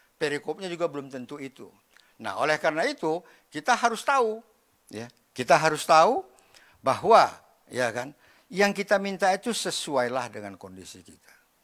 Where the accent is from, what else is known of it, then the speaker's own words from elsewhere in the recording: Medan, North Sumatra, Indonesia; saya lahir di Medan, ya. Dibesarkan dalam keluarga. Yang, apa namanya, ya orang Medan lah